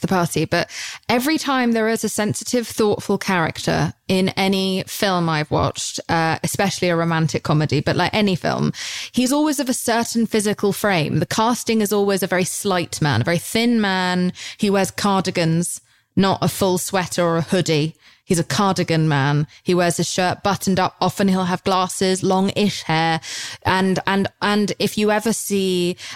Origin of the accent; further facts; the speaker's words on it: United Kingdom; moved away as an adult; now in United States; over in Britain. Like, that's just how we are.